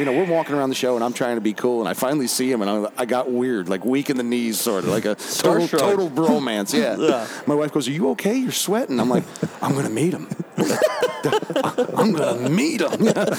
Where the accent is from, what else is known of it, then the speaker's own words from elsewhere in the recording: upstate New York, United States; I'm from upstate New York